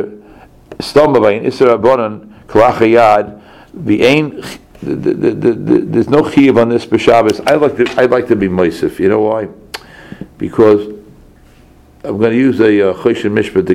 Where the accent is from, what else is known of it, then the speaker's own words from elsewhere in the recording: New York City, New York, United States; I grew up in Crown Heights